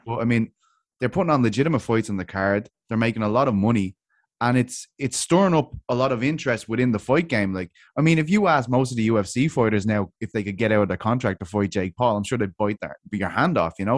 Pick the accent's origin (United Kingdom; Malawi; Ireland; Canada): Ireland; I'm from Ireland